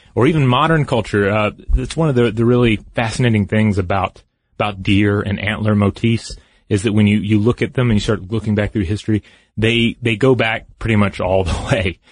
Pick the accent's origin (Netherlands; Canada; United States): United States; the American South; I grew up in the American South.